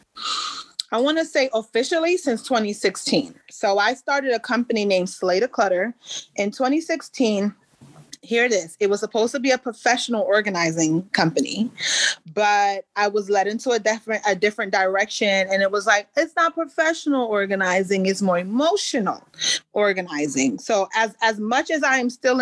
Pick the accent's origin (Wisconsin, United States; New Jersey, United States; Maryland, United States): New Jersey, United States; Paterson; also born or lived in Palisades Park, New Jersey / Prospect Park, New Jersey; I grew up in the northern New Jersey area. So the bulk of my adolescence was spent in Paterson, New Jersey.